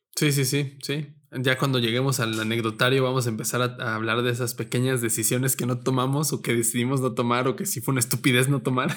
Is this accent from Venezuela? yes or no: no; Mexico; somos de México